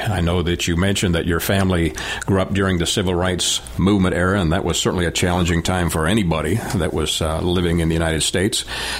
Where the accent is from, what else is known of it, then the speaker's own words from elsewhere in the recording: Canada; I grew up in the North, so I'm a Canadian. And in the town that I lived in, one of my best friends happened to be a young man of color. And there was only one family in that town of 60,000.